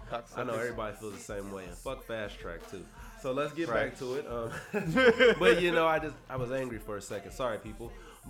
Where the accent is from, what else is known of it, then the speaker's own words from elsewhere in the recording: the Bay Area, California, United States; I'm from the Bay.